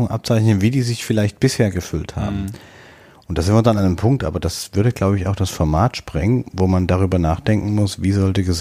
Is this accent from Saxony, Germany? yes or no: yes; Saxony, Germany; born there; In Sachsen ist mir als geborener Sachse zu oft die Verhaltensweise an den Tag gelegt worden in den letzten Jahren